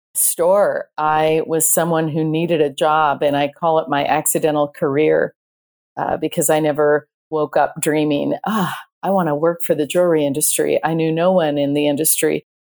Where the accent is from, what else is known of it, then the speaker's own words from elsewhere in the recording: Ireland; I am Irish